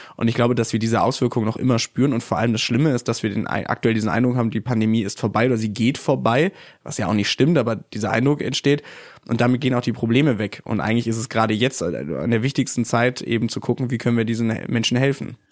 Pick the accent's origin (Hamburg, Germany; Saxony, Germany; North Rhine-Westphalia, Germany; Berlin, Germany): North Rhine-Westphalia, Germany; in meiner Heimat Nordrhein-Westfalen